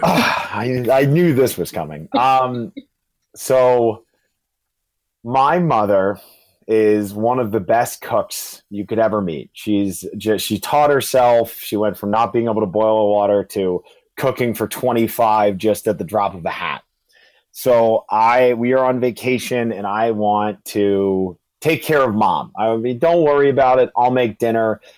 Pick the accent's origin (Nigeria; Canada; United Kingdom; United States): United States; Charlottesville, Virginia; now in New York City, United States; I'm originally from Charlottesville, Virginia, and I'm residing up in the beautiful New York City.